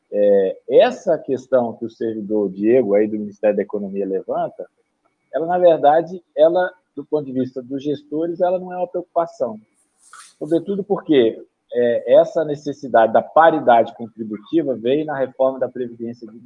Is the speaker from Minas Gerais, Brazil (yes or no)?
yes; Minas Gerais, Brazil; eu sou mineiro, lá em Minas, o, o estado de Minas não está honrando o pagamento das pensões